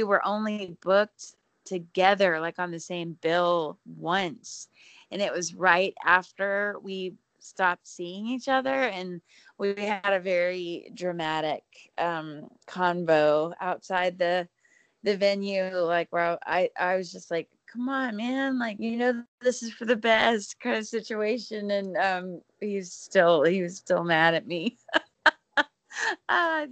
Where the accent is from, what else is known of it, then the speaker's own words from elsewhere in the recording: South Texas, United States; I was from South Texas